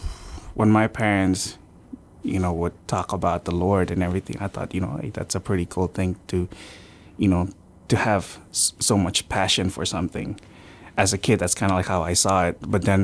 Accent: Yap, Micronesia; also born or lived in Philippines / Palau; I grew up on Yap.

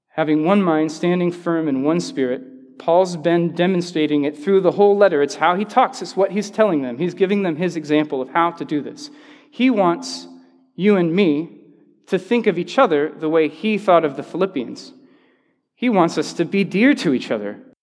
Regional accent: the South, United States; I'm from the South

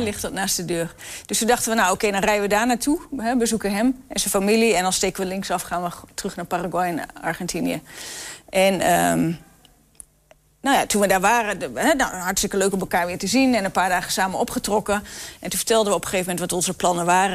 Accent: Netherlands; wij als Nederlanders

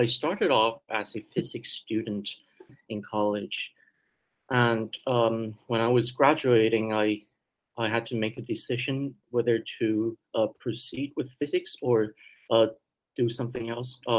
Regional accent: Vancouver, British Columbia, Canada; English is a second language; also born or lived in Taiwan; I was born in Taiwan and I immigrated to Canada with my

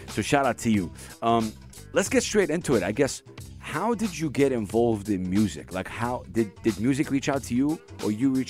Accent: Dubai, United Arab Emirates; I was born and raised in Dubai. Born and raised in Dubai. Dubai kid.

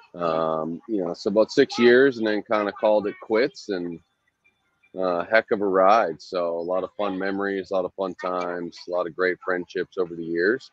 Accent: Western Canada, Canada; moved away as an adult; also born or lived in Maine / Italy / Scotland; I grew up in Western Canada, so like any Canadian, grew up playing hockey

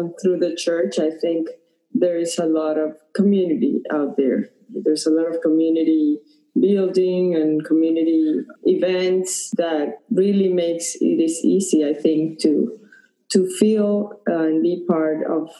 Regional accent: Caracas, Capital District, Venezuela; moved away as an adult; also born or lived in Pennsylvania / Colorado / Atlanta, Georgia / Raleigh, North Carolina; now in Key Biscayne, United States; We grew up in Venezuela, in Caracas, and in 2004, we came to the U.S. to pursue graduate school. We went to Penn State University, and then we've been relocated into several cities in the U.S.

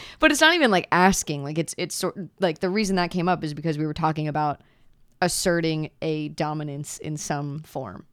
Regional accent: Pennsylvania, United States; moved away as an adult; also born or lived in Virginia; now in Midwest, United States; I'm from Pennsylvania. moved to Virginia for the last two years and then somehow ended up in the Midwest

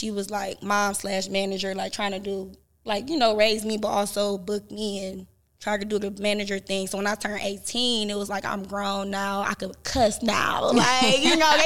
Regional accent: Euclid, Ohio, United States; also born or lived in Cleveland, Ohio; I grew up mostly in Euclid, but most of my family from St. Clair

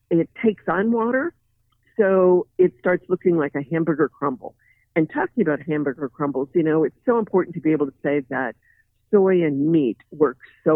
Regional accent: Midwest, United States; myself included, growing up in the Midwest

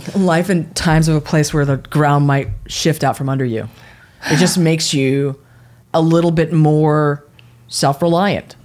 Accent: San Francisco, California, United States; growing up in the Bay Area and in San Francisco

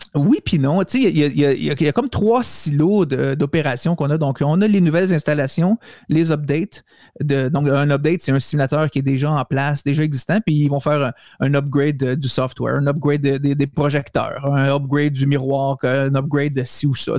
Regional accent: Montreal, Quebec, Canada; moi, je suis de Montréal, je reste pas à Calgary

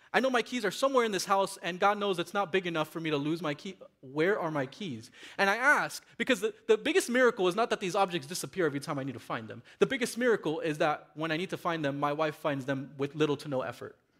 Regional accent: Miami, Florida, United States; growing up in Miami, in my uh, uh Latino community with my Latino friends

